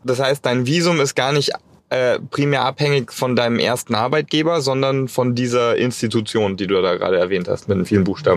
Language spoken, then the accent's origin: German; Germany; bei uns in Deutschland